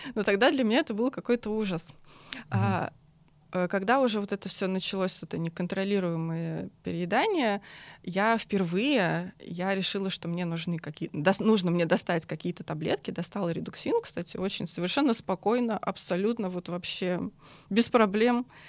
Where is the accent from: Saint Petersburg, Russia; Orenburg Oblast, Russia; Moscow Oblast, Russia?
Moscow Oblast, Russia; я сама из Подмосковья